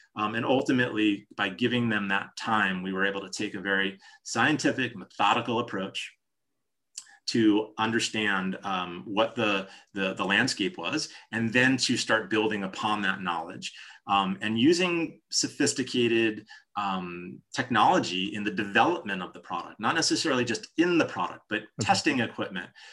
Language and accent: English; New Jersey, United States; moved away; I'm from New Jersey originally.